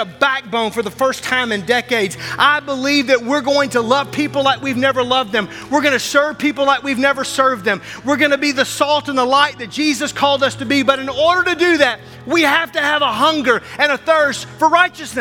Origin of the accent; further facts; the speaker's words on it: Arkansas, United States; moved away as an adult; also born or lived in Wisconsin; now in Milwaukee, United States; I'm from Arkansas, and I've lived here for 20 years